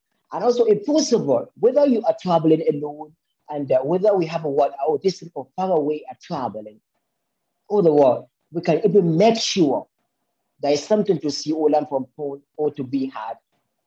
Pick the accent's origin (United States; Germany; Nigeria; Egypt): Nigeria; born or raised there